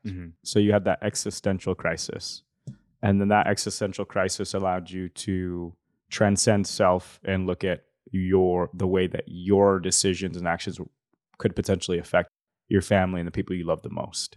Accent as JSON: {"language": "English", "town": "Salt Lake City", "region": "Utah", "country": "United States", "tie": "born or raised there", "also_born_or_lived": "Bountiful, Utah", "said": "I was born in Rose Park, and then we moved out of Rose Park when I was, yeah, ten, eleven, twelve. And then we went to North Salt Lake, bountiful"}